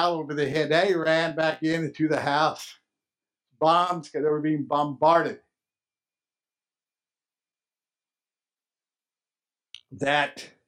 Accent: Lubbock, Texas, United States; my hometown, Lubbock, Texas.

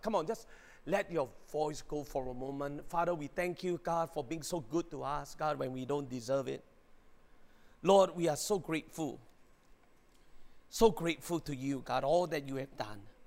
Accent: Singapore; I'm a Singaporean

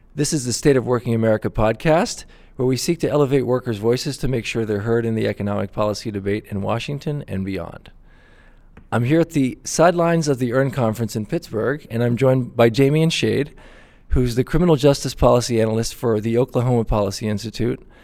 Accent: Brazil; moved away; I'm from Brazil originally

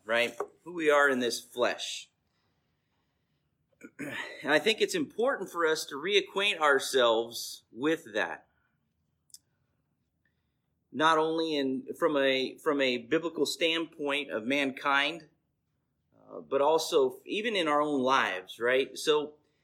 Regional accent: Bakersfield, California, United States; I was born and raised in Lower East Bakersfield

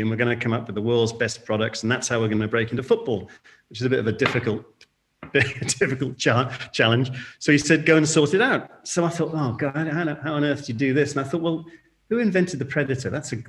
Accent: India; born there; also born or lived in Singapore; And I was born in India. Father was in shipping, shipbuilder in Liverpool, and then went abroad. Born in India, I came back to boarding school, and then we moved to Singapore.

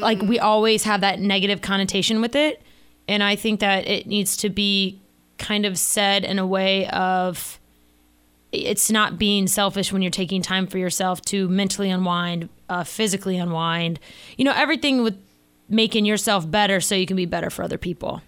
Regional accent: Florida, United States; growing up in Florida, uh, water was always, like, our main thing.

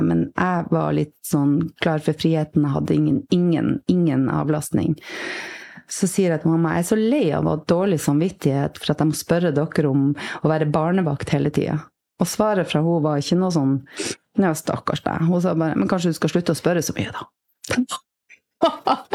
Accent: Bergen, Vestland, Norway; also born or lived in Tromsø; jeg vokste jo opp i Bergen og i Tromsø, så jeg har vokst opp i by.

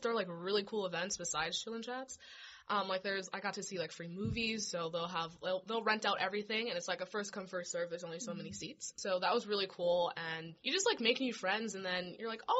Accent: Minnesota, United States; moved away as an adult; now in Phoenix, United States; because I am out of state, I'm from Minnesota

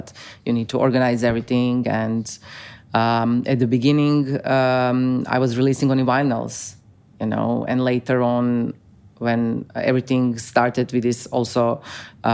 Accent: Osijek, Osijek-Baranja County, Croatia; English is a second language; my hometown, Osijek

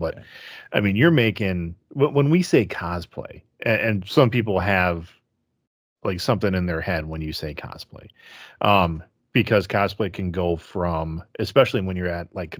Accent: Wisconsin, United States; I'm Wisconsin.

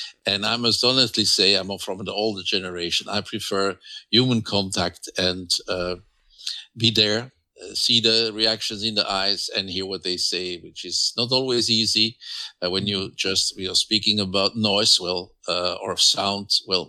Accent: France; English is a second language; now in Flanders, Belgium; But I'm living in Flanders, and I'm a mixture. I was raised in France, and I went to school in Flemish.

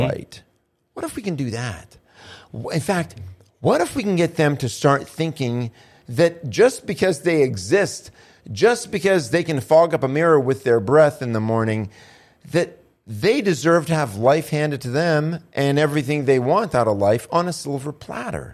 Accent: United States; I'm an American

